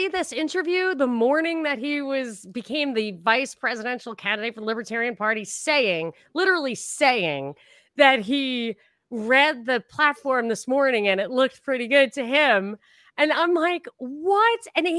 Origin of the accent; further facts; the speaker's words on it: Brooklyn, New York, United States; So, you know, I'm from Brooklyn.